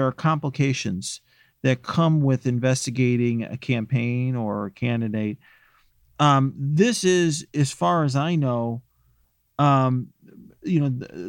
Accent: Illinois, United States; In my home state, in Patty's home state of Illinois

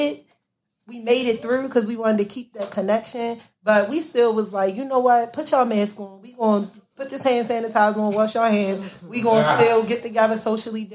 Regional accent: Baltimore, Maryland, United States; growing up in Baltimore

